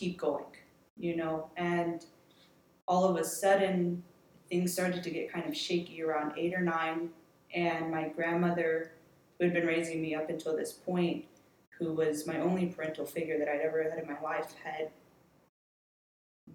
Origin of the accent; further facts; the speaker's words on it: Virginia, United States; I was born and raised in Virginia